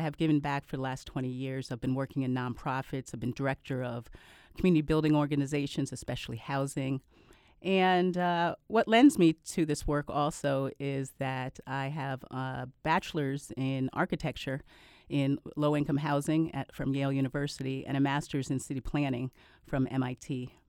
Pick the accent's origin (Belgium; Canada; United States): Canada; born there; Well, I was born in Canada. My parents adopted me when I was 10 months old.